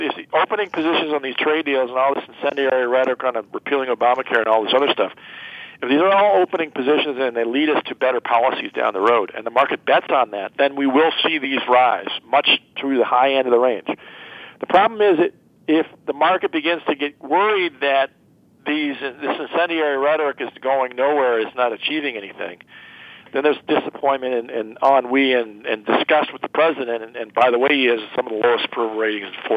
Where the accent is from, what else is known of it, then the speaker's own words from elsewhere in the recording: United States; as an American and as a citizen of the country and the world